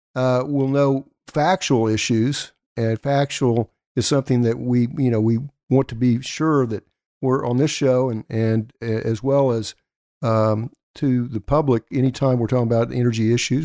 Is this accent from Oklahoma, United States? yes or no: yes; Elk City, Oklahoma, United States; Elk City, Oklahoma, my hometown